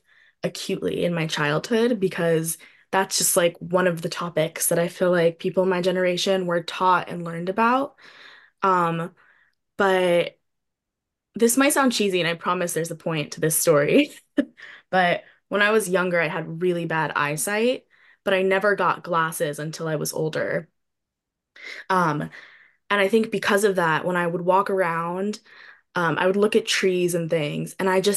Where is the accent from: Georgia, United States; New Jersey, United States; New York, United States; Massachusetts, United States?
New York, United States; New York City; I grew up in a city, I grew up in New York City